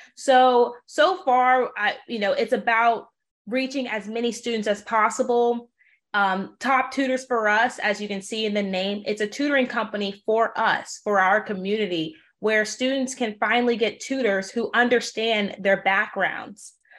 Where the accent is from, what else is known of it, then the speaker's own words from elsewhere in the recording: New Orleans, Louisiana, United States; was born and raised in New Orleans